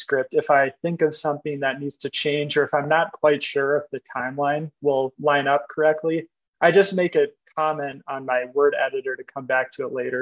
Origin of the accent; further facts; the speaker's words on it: Minnesota, United States; I'm from Minnesota